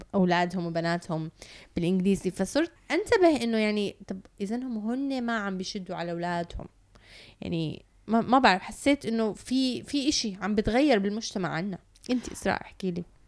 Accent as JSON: {"language": "Arabic", "country": "Canada", "tie": "born or raised there", "moved": "yes", "lives_now": "United Arab Emirates", "said": "تربيت بكندا ولما رجعت على الإمارات"}